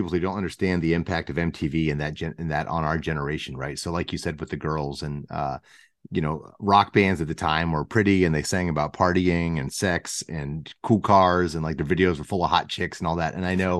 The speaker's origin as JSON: {"language": "English", "town": "Pittsburgh", "region": "Pennsylvania", "country": "United States", "tie": "born or raised there", "said": "So you're a first generation American. So am I, but I was born here. I grew up in Pittsburgh."}